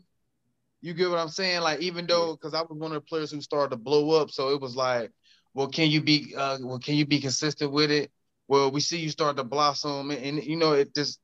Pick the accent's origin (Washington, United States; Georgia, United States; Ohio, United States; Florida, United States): Ohio, United States; Cincinnati; I'm from the English Woods